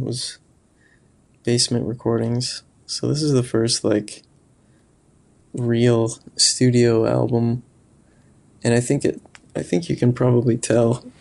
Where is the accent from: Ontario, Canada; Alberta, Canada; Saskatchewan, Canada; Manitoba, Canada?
Saskatchewan, Canada; near Moose Jaw; moved away; also born or lived in Regina, Saskatchewan; I'm from a town kinda close to Moose Jaw, but I've lived in Regina for, like, ten years